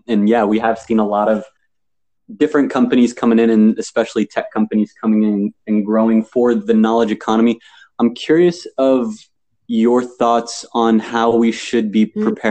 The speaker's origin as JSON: {"language": "English", "region": "Ohio", "country": "United States", "tie": "born or raised there", "said": "I was born and raised in Ohio. This is my home. I was born here."}